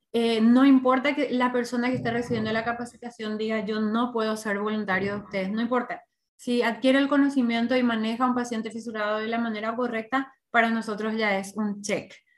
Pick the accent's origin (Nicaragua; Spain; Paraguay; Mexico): Paraguay